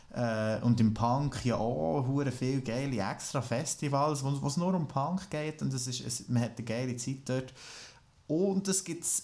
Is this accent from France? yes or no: yes; France; Ich bin Franzose.